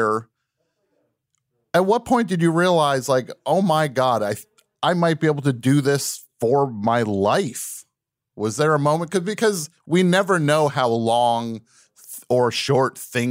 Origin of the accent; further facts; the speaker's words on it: New Jersey, United States; I grew up in New Jersey.